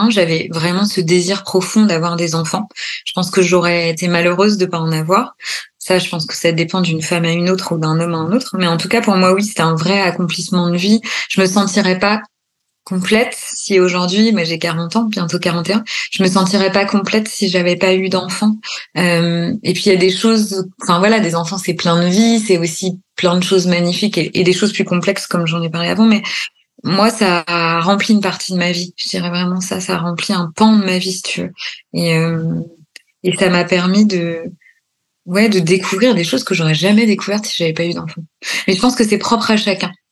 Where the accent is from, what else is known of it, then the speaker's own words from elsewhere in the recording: Normandy, France; born there; moved away as an adult; also born or lived in Paris; parce que je suis née en Normandie, j'ai bossé 10 ans à Paris, puis après, je suis partie en Bourgogne.